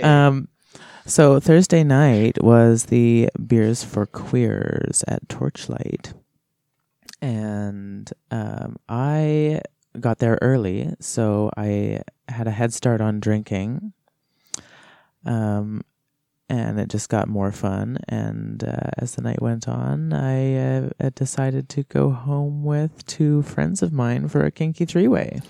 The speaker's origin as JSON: {"language": "English", "town": "Kamloops", "region": "British Columbia", "country": "Canada", "tie": "born or raised there", "also_born_or_lived": "Kelowna / Winlaw", "moved": "as an adult", "lives_now": "Nelson, Canada", "said": "I was born in Kelowna, and I, but I didn't really live there. I grew up my whole life in Kamloops"}